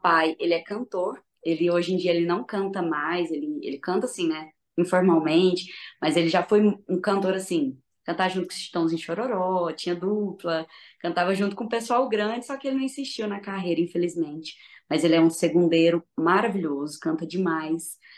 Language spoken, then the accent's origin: Portuguese; Uberlândia, Minas Gerais, Brazil; accent: mineiro